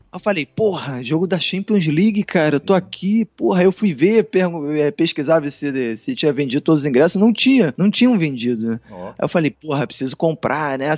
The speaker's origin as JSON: {"language": "Portuguese", "country": "Brazil", "said": "somos brasileiros"}